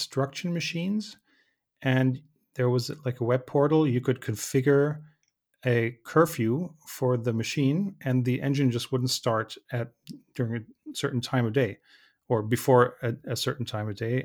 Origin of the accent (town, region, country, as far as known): Germany